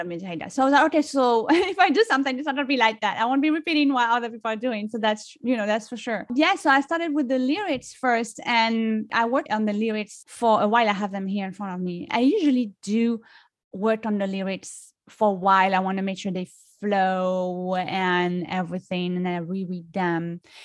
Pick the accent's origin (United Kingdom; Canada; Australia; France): France; accent: French; English is a second language; moved away as an adult; now in United States; I am originally from France. I've been li-, living in the U S for over fifteen years. So, you know, I'm American, but, you know, I grew up in France, so I can't lose my French accent